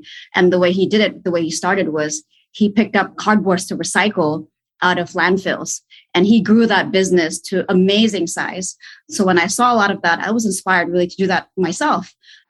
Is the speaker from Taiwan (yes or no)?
no; Indonesia; moved away; also born or lived in Sydney, Australia / United States; So I'm born and bred in Indonesia. I have gone to school overseas. I spent some time in Sydney in my younger years, and then also went to the United States.